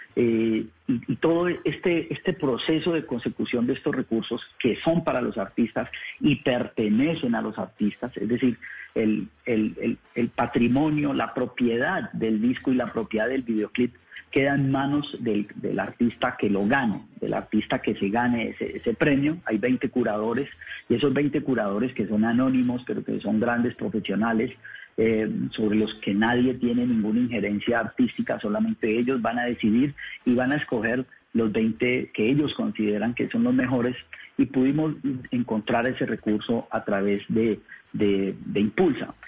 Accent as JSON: {"language": "Spanish", "country": "Colombia", "also_born_or_lived": "Paris, France", "moved": "yes", "said": "yo soy de Colombia"}